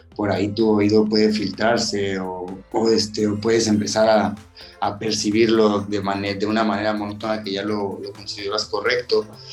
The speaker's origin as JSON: {"language": "Spanish", "town": "Tuxpan", "region": "Veracruz", "country": "Mexico", "tie": "born or raised there", "moved": "yes", "lives_now": "Playa del Carmen, Mexico", "said": "Yo soy originario de Tuxpan, Veracruz, sí, del norte"}